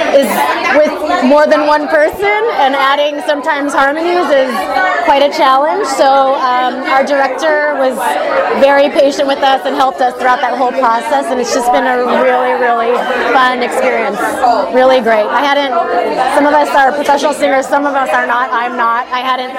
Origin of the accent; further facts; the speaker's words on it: Chicago, Illinois, United States; also born or lived in Las Vegas; now in Los Angeles, United States; I'm originally from Chicago and lived in Las Vegas, came out here